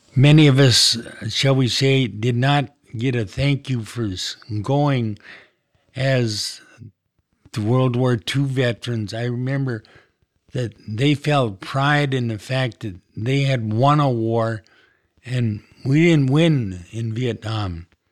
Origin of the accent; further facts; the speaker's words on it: Kenmare, North Dakota, United States; I was born in Canmere, North Dakota. It's a small community northwest of Minot, about fifty miles. I grew up on a farm